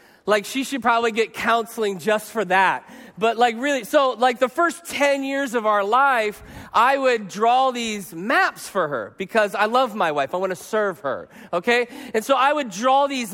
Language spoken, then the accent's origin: English; Arizona, United States; I'm from Arizona.